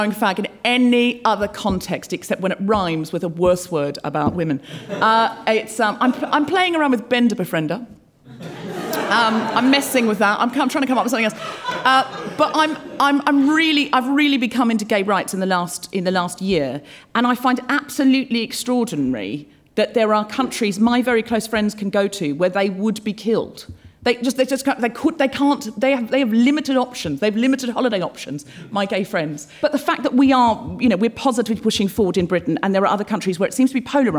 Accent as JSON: {"language": "English", "town": "Brisbane", "region": "Queensland", "country": "Australia", "tie": "born or raised there", "said": "I was brought up in Australia. I know I don't sound especially Australian, but I read a lot of Enid Blyton as a child and I picked up the accent from the books. I was born in Brisbane"}